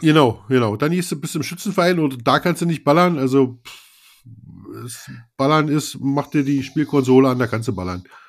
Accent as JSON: {"language": "German", "region": "Brandenburg", "country": "Germany", "accent": "Berliner Schnauze", "said": "ich bin ja Brandenburger, aber ich hab so ein bisschen Berliner Schnauze"}